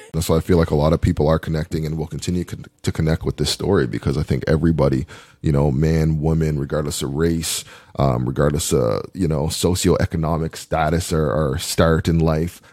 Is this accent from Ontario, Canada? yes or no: no; Dartmouth, Nova Scotia, Canada; also born or lived in Ottawa; I actually played football in grade 10 uh, at Dartmouth High